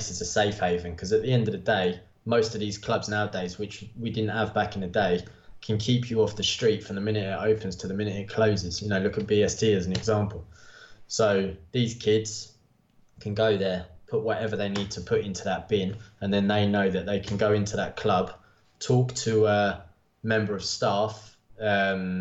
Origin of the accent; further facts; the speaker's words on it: Bedford, East of England, United Kingdom; growing up in Bedford